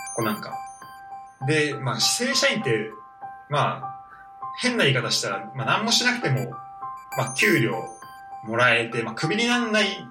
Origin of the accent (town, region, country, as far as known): Saitama, Japan; born or raised there